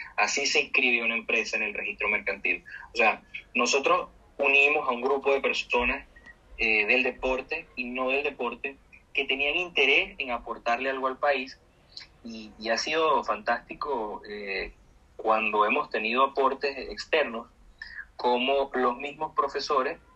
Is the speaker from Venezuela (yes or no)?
yes; Venezuela; yo creo en mi país, yo creo en la gente de mi país